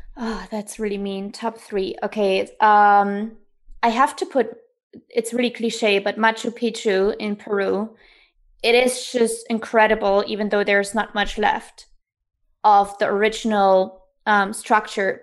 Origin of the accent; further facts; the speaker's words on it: East Germany, Germany; moved away; growing up in Germany, I come from East Germany, so I was born behind the wall.